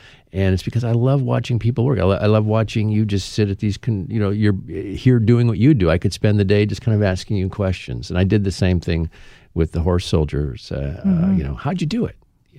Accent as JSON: {"language": "English", "region": "Midwest", "country": "United States", "tie": "born or raised there", "said": "I grew up in the Midwest. That's where I'm from"}